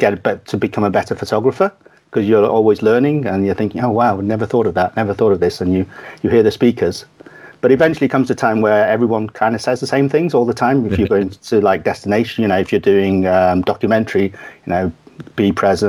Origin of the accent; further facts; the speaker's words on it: Kathmandu, Bagmati, Nepal; born there; Yeah, Kathmandu, Nepal.